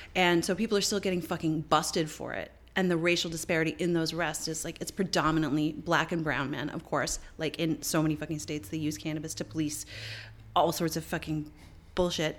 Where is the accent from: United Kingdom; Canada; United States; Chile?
Canada; Fellow Canadian